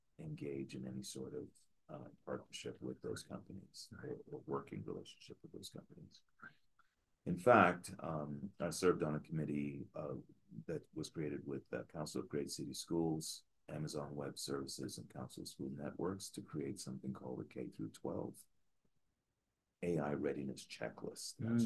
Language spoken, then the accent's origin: English; New York City, New York, United States; now in Denver, United States; growing up in Queens, New York.